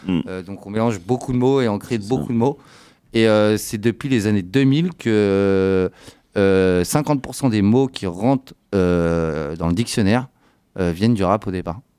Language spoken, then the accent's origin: French; France; chez nous en France